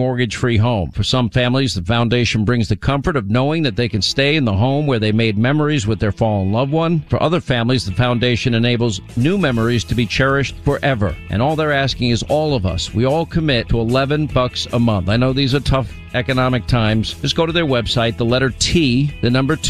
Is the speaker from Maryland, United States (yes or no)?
no; New York, United States; moved away as an adult; also born or lived in Rhode Island / California / Alabama / Georgia; I grew up in New York and then I lived 5 years